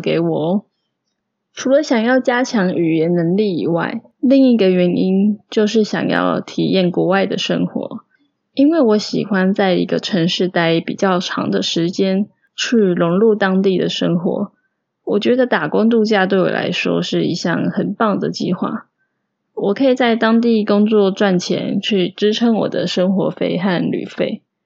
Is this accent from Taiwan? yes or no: yes; Taiwan; moved away as an adult; now in Melbourne, Australia; 偶尔也会想念跟台湾人讲中文